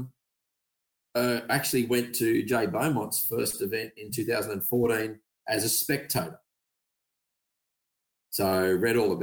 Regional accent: Coffs Harbour, New South Wales, Australia; I grew up in Coffs Harbour

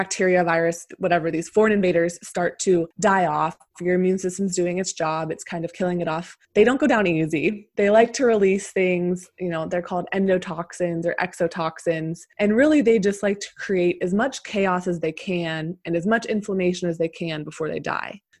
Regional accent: Pennsylvania, United States; moved away as an adult; also born or lived in Arizona; I'm originally from Pennsylvania, and then I ended up moving to Arizona for med school after undergrad.

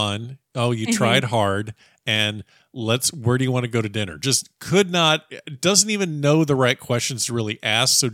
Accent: Florida, United States; I grew up in Florida

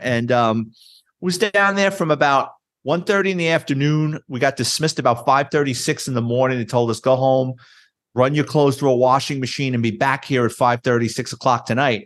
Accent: New York City, New York, United States; Born and raised in New York City, city kid. Lived in the Bronx

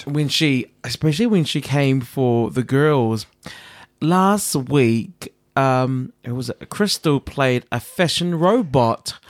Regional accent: New Zealand; moved away; I'm from New Zealand

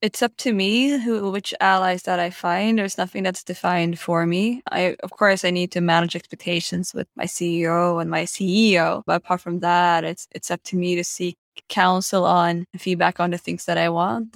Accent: Stockholm, Stockholm County, Sweden; I'm from Stockholm.

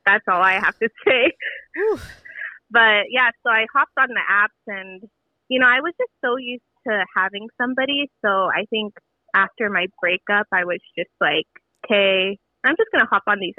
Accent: Philippines; Yeah, so, you know, I'm Filipino.

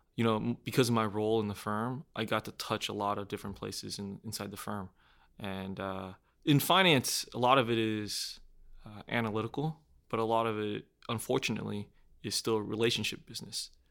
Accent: Houston, Texas, United States; I grew up in Houston, Texas, and born and raised.

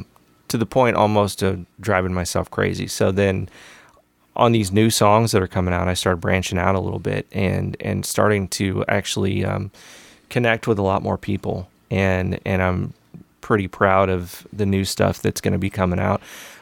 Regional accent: Missouri, United States; I'm actually from Mid-Missouri, a small town in Mid-Missouri, and I could say the name of the town, but I'm not going to because it kind of sucks.

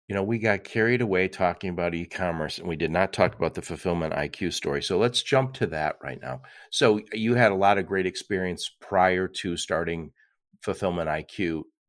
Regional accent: Detroit, Michigan, United States; I'm from the Detroit area

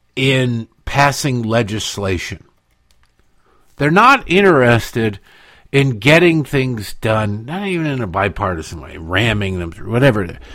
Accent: United States; as an American

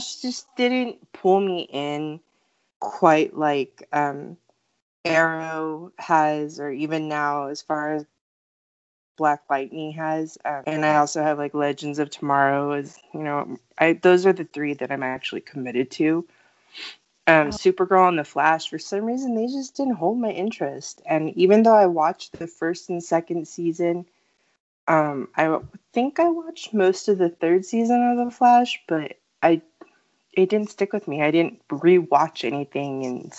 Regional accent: West Texas, United States; I am Texan

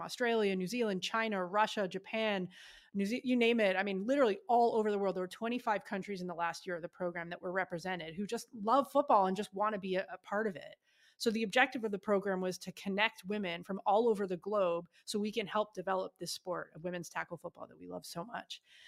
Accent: Ottawa, Ontario, Canada; moved away as an adult; now in United States; my hometown, Ottawa, Canada

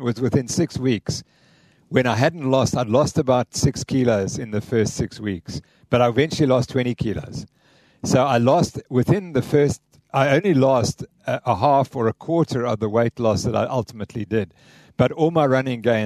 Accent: Cape Town, Western Cape, South Africa; I'm from Cape Town

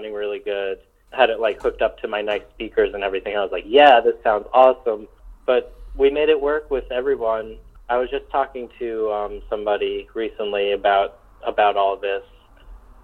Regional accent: New York, United States; moved away; I'm from New York originally, and so I still have some roots there

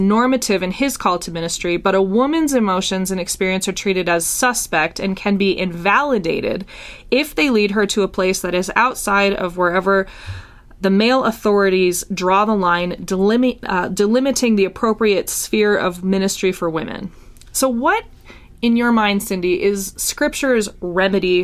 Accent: Minnesota, United States; I'm from Minnesota

